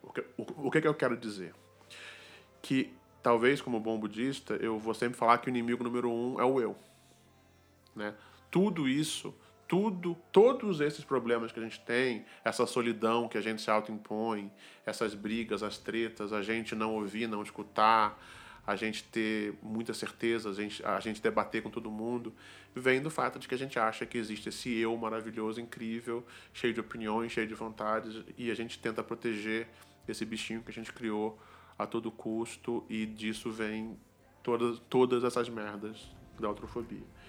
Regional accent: Brazil; born or raised there

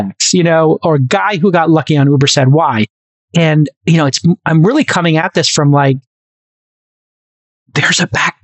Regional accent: New York City, New York, United States; I'm the kid from Brooklyn

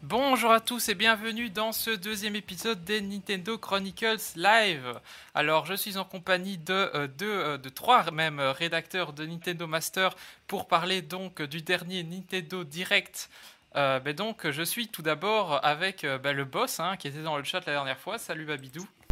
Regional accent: Belgium; je suis belge, donc si vous entendez des 70 ou des 90, ne soyez pas surpris

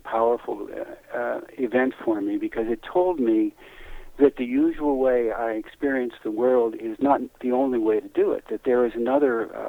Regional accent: Western Pennsylvania, United States; moved away; I was a kid from Western Pennsylvania

